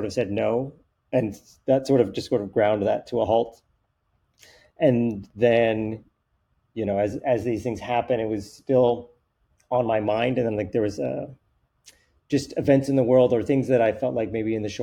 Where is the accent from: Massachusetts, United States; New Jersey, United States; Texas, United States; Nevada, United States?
Nevada, United States; Reno; also born or lived in Hawaii; I grew up in Reno, Nevada. Like, you know, I mentioned Hawaii, but I really grew up in Reno, Nevada